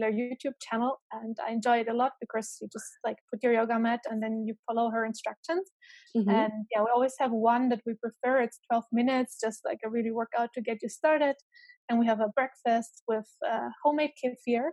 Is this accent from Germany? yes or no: yes; Germany; moved away as an adult; also born or lived in Romania / Tübingen, Germany / Ireland / Boston, United States; I was born in Romania, then raised in Germany.